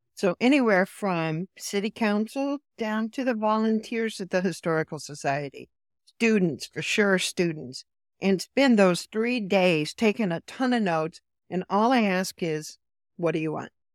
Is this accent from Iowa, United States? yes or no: yes; Iowa, United States; moved away as an adult; also born or lived in Chicago / North Carolina; born and raised in rural. I'm originally from Iowa, a small town in Iowa